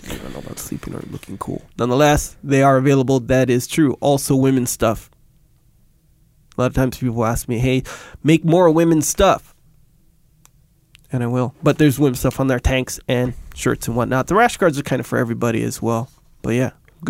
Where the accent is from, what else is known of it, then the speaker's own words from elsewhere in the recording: Kauai, Hawaii, United States; moved away; I'm from Kauai, by the way.